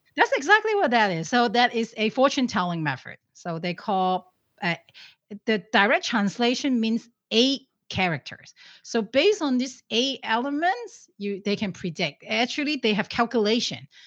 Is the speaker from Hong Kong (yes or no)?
yes; Hong Kong; moved away; I'm originally from Hong Kong